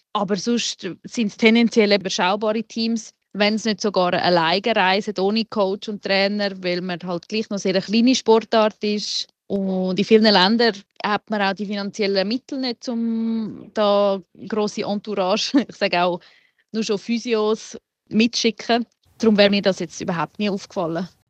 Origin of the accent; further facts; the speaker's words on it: Switzerland; wir als Schweizer